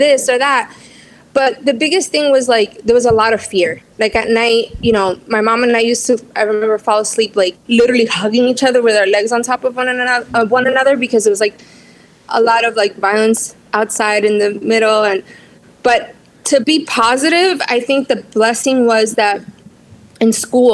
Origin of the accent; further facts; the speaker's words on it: New York City, New York, United States; accent: Latin accent; I grew up in Southside, Jamaica, Queens